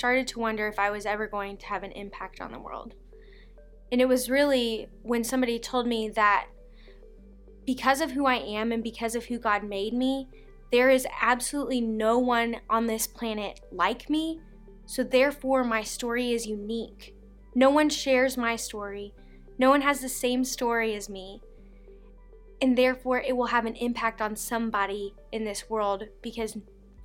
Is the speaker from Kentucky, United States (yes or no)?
yes; Owensboro, Kentucky, United States; I was born in Owensboro, Kentucky.